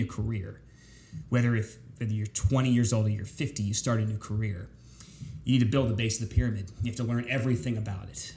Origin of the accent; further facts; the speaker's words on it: York, Pennsylvania, United States; moved away as an adult; also born or lived in Winchester, Virginia; now in Tampa Bay, United States; Grew up in central Pennsylvania, south central Pennsylvania. York, Pennsylvania is my hometown